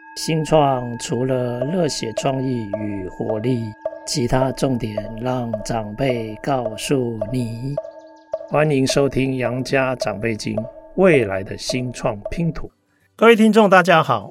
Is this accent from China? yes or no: no; Taipei, Taiwan; first language Taiwanese Hokkien; Chinese is a second language; 像我的母语就是台语啦是，啊，只是说因为我是台北小孩